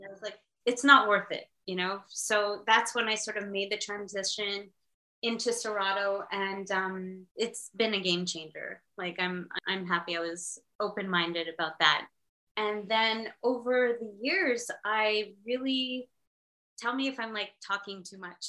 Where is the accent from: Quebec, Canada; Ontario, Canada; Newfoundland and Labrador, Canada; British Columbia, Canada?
Quebec, Canada; Montreal; I'm from Montreal in Canada.